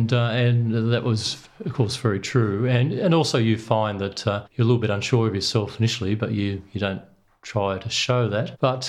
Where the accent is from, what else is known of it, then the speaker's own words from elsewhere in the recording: Sydney, New South Wales, Australia; I grew up in Sydney, and my dad had a fishing boat, then a sailing boat, and we sailed on Sydney Harbour.